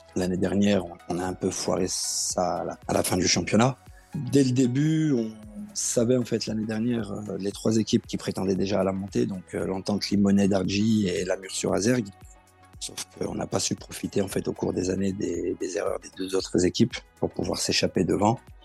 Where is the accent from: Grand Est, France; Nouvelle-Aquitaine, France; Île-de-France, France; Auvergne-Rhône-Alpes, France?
Auvergne-Rhône-Alpes, France; Villeurbanne; Je suis de Villeurbanne et je travaille en tant que chariste